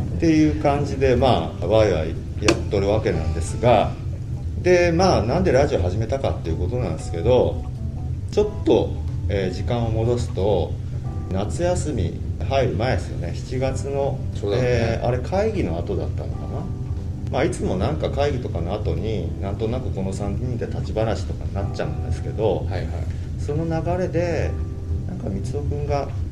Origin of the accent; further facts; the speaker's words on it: Osaka, Japan; also born or lived in Taito, Tokyo; now in Tokyo, Japan; 大阪の下町住吉区というところで生まれ育ちまして現在は東京の下町台東区で暮らしております